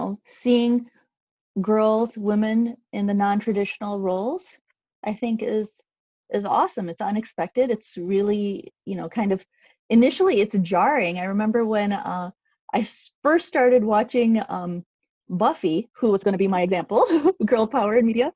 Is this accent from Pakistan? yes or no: yes; Pakistan; as a Pakistani mom